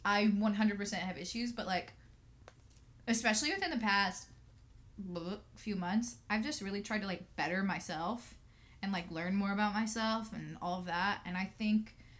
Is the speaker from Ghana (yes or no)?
no; Suwanee, Georgia, United States; moved away as an adult; now in Brooklyn, United States; I'm 24. I'm from Sewanee, Georgia, but I live in Brooklyn, New York now. But I'm in Georgia now because of COVID.